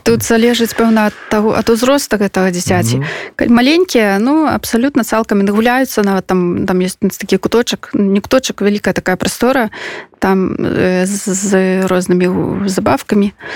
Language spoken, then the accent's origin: Belarusian; Belarus; я беларуска